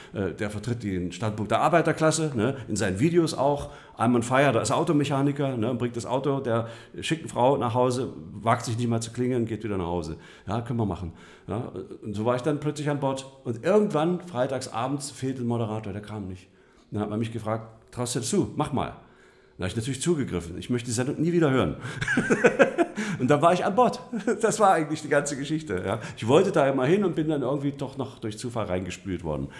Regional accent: Harz, Saxony-Anhalt, Germany; moved away as an adult; now in Stuttgart, Germany; Ich bin ja im Harz groß geworden

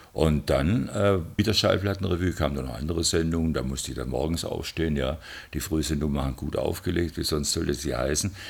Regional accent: Stuttgart, Baden-Württemberg, Germany; Ich bin Stuttgarter

